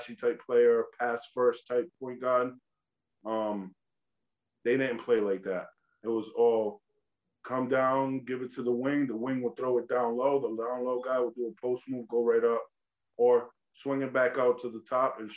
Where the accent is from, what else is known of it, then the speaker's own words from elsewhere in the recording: East Coast, United States; also born or lived in Oklahoma; I come from the East Coast